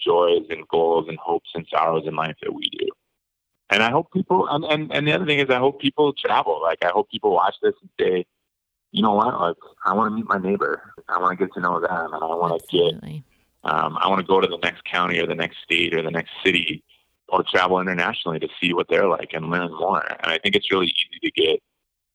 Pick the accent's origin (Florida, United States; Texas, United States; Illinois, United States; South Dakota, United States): South Dakota, United States; Eastern; now in Utah, United States; I grew up in Eastern South Dakota.